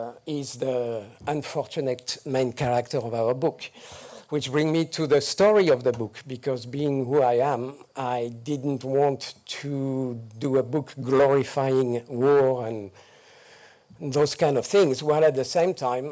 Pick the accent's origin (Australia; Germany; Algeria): Algeria; born there; My own life, I was born in North Africa at the time of the Algerian War of Independence.